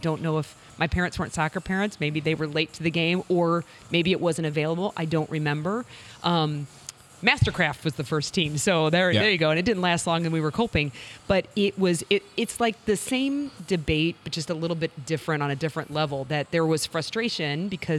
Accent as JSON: {"language": "English", "town": "Fenton", "region": "Missouri", "country": "United States", "tie": "born or raised there", "said": "I grew up in Fenton and St. Paul"}